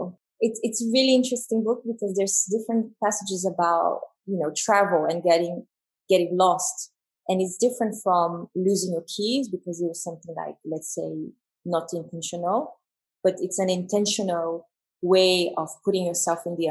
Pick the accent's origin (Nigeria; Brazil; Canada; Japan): Brazil; São Paulo; moved away; also born or lived in New York / Paris; I'm from São Paulo in Brazil. And my parents are South Korean